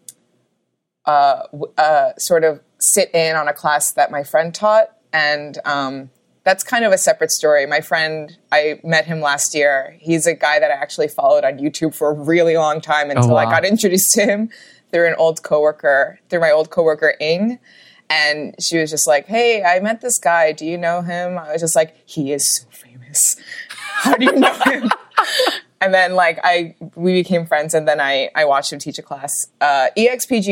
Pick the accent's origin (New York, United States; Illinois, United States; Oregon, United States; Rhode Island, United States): New York, United States; New York City; also born or lived in Los Angeles, California; I was born and raised in New York City.